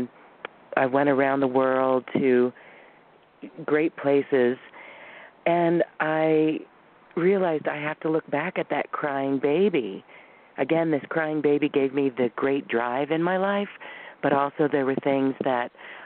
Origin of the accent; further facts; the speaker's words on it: Boulder, Colorado, United States; moved away as an adult; also born or lived in Taiwan / Guam; we were both growing up in Boulder